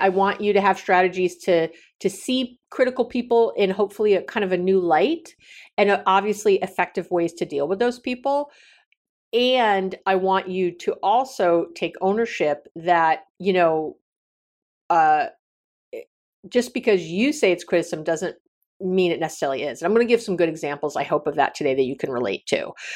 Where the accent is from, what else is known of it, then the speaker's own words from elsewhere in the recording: New York City, New York, United States; now in Northern California, United States; I come from New York City, you know, very liberal